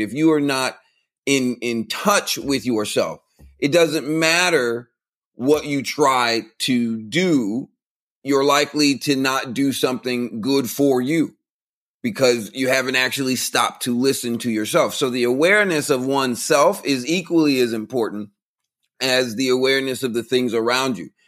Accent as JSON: {"language": "English", "region": "Central Florida", "country": "United States", "tie": "born or raised there", "moved": "as an adult", "lives_now": "Texas, United States", "said": "I grew up in the country. I grew up out in Central Florida, out by the cornfields and the orange groves."}